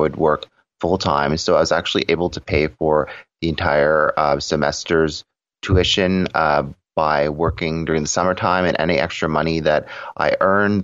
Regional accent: Toronto, Ontario, Canada; I was born and raised in Toronto, Ontario

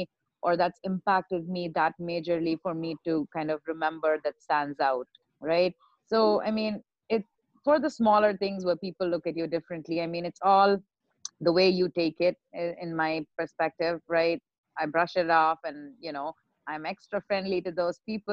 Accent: India; now in United States; I'm still Indian

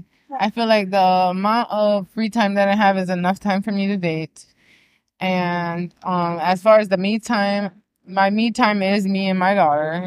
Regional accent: Miami, Florida, United States; I'm from Miami.

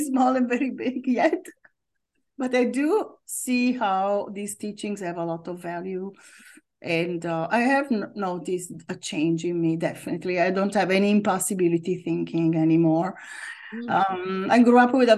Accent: near Milan, Lombardy, Italy; moved away as an adult; also born or lived in Rome, Italy; now in United States; So I was born in Italy in the north and I lived in Rome for a long time, always in the summer. But I grew up near Milan.

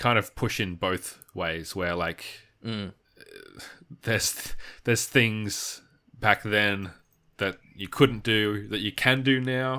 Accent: Australia; Like, we're Australian, we're straight white males.

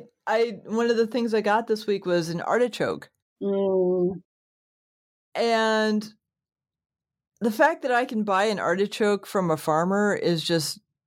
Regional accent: New England, United States; I grew up in New England

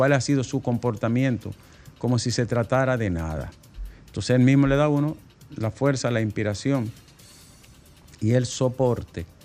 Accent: Arroyo Toro, Dominican Republic; Yo, soy de Arroyo Toro Profundo

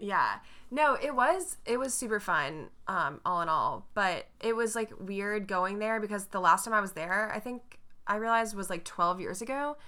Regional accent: North Carolina, United States; you can't even tell that I'm from North Carolina.

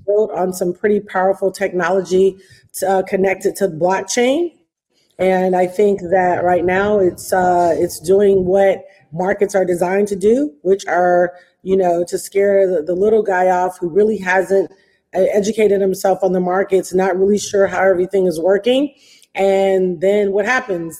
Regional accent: Detroit, Michigan, United States; Detroit, and um, which is my hometown

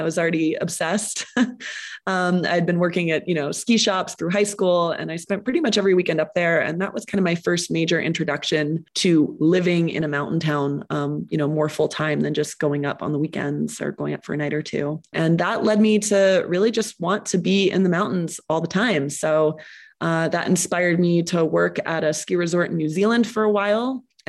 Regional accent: New Hampshire, United States; also born or lived in Bermuda; now in Jackson Hole, United States; I was born in New Hampshire

